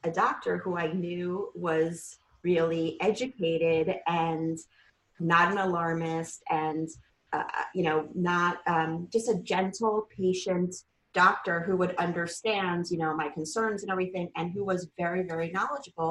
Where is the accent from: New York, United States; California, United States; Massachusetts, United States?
New York, United States; New York City; now in Central New Jersey, United States; we're from New York City